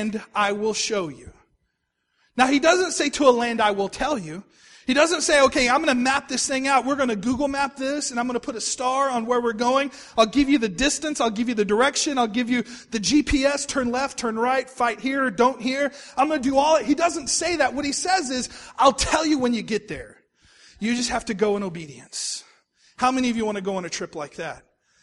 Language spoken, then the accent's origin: English; Texas, United States; moved away as an adult; also born or lived in Oklahoma City, Oklahoma; I was from Texas.